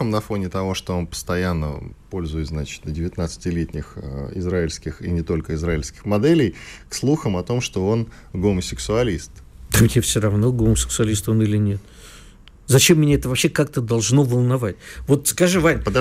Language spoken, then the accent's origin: Russian; Moscow, Russia; Я коренной тебе. москвич